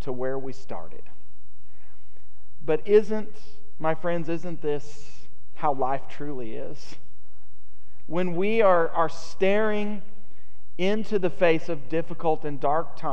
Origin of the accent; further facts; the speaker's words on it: United States; as American Christians